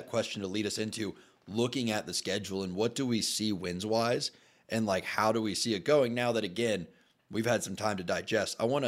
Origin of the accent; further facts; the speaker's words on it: Tallahassee, Florida, United States; Together, we spent a collective 11 or so years at Florida State University. I grew up in Tallahassee.